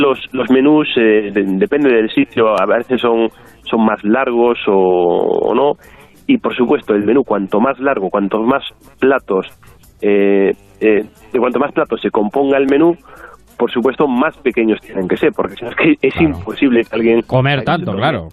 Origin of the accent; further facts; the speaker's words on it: Galicia, Spain; como gallego